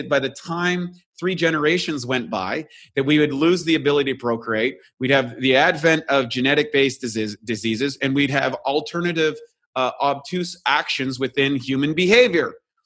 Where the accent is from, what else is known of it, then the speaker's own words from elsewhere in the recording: New Brunswick, Canada; now in Venice Beach, United States; I'm from Canada